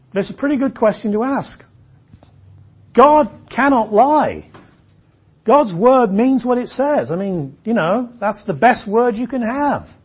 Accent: England, United Kingdom; I'm an Englishman

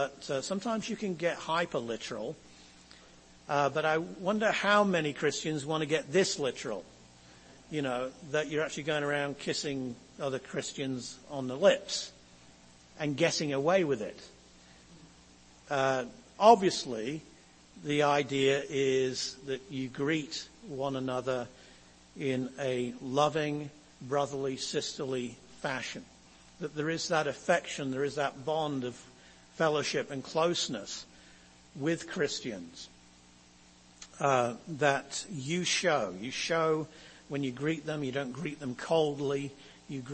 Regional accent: England, United Kingdom; As an Englishman

